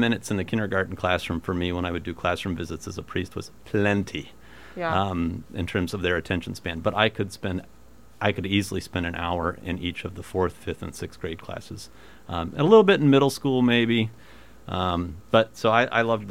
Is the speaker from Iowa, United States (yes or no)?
yes; Ottumwa, Iowa, United States; my hometown, Atumwa, still does have a small Catholic school